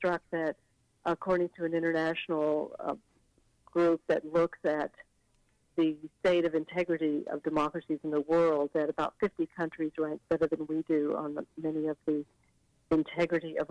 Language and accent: English; Fort Worth, Texas, United States; moved away; I'm from Texas, and I went down to Texas, my hometown of Fort Worth